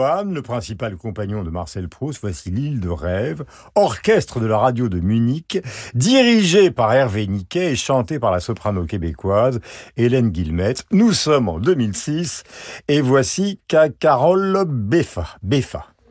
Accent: Belle-Île-en-Mer, Brittany, France; qui ai passé une grande partie de mon enfance à Belle-Île-en-Mer

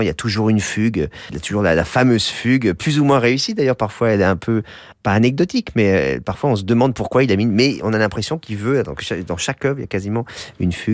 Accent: France

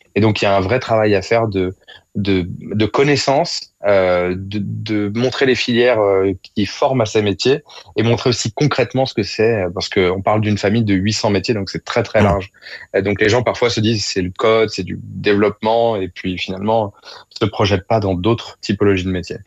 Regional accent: Évry-Courcouronnes, Île-de-France, France; Nous-mêmes venions de banlieue avec Monira on est originaire d'Evry-Courcouronne.

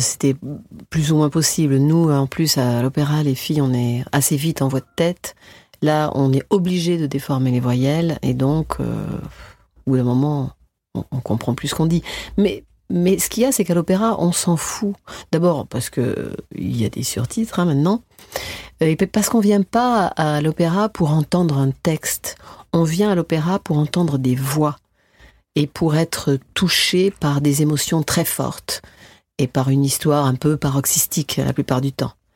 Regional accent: France; en tant que française

